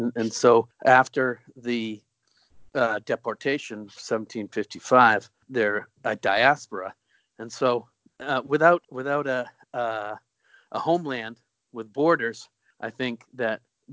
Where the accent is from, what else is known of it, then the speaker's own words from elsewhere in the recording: Boston, Massachusetts, United States; now in Portland, United States; I grew up actually in what we affectionately call the South. what Mainers call it the South. It's Boston. I hope that your listeners won't hold it against me. My parents were both born and raised in Maine, and so now I live in Portland.